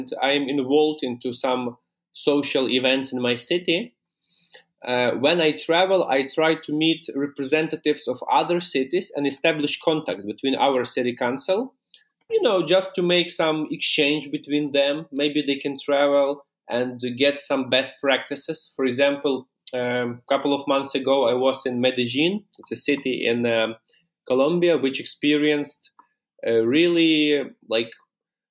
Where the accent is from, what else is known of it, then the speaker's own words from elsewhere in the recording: Lviv, Lviv Oblast, Ukraine; Lviv, my hometown